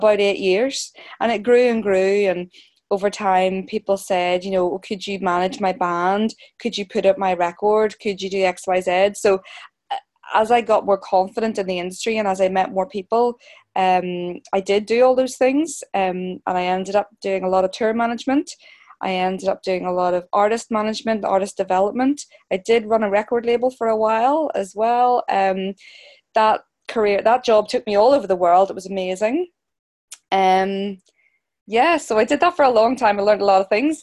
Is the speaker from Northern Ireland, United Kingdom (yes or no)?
yes; Belfast, Northern Ireland, United Kingdom; I'm a Belfast girl, born and bred in Belfast, Northern Ireland